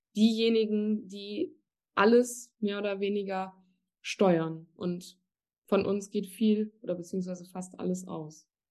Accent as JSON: {"language": "German", "country": "Germany", "tie": "born or raised there", "moved": "as an adult", "lives_now": "Cologne, Germany", "said": "Ich komme gebürtig aus der Eifel, also wirklich aus einem ganz kleinen, verschlafenen Ort"}